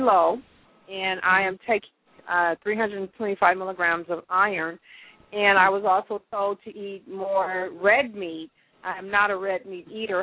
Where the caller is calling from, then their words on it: Orange County, California, United States; I'm calling from Orange County